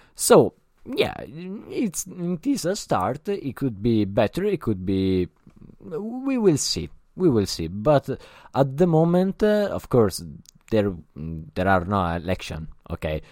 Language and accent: English; Italy; English is a second language; I'm not an English, uh, speaker. I'm Italian